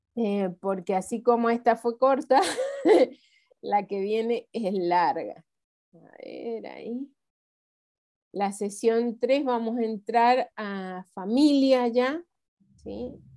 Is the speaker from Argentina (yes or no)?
yes; Argentina; como argentinos tenemos muchas